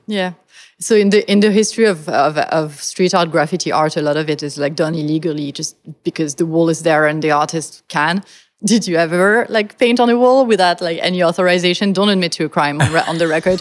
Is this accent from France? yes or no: yes; France; moved away; I come from France, which is a country that is eminently pessimistic